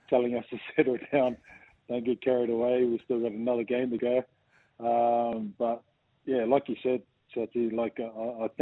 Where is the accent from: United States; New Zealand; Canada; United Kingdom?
New Zealand; growing up in New Zealand